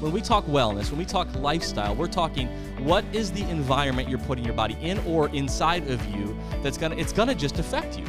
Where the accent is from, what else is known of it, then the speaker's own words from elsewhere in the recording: South Dakota, United States; my home state of South Dakota